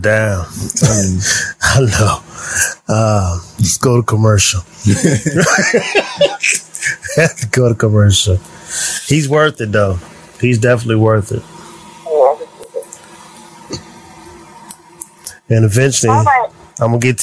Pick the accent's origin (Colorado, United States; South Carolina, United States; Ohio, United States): Ohio, United States; Canton; Growing up in Canton, Ohio